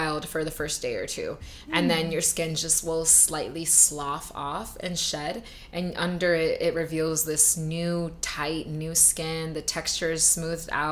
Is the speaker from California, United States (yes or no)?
yes; Los Angeles, California, United States; now in Hawaii, United States; I'm from LA originally, so we are like the capital of aesthetics